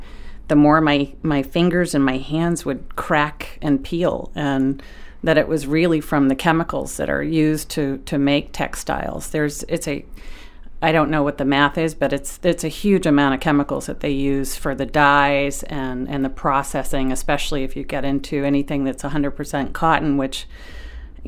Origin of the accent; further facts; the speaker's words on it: South Berwick, Maine, United States; I grew up in South Berwick